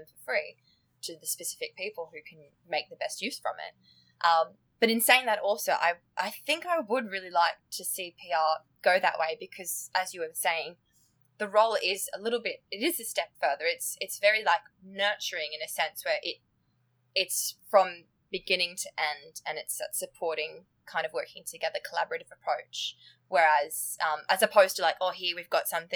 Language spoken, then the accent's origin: English; Australia; accent: Australian; moved away as an adult; now in United Kingdom; So obviously my accent gives it away, but I'm Australian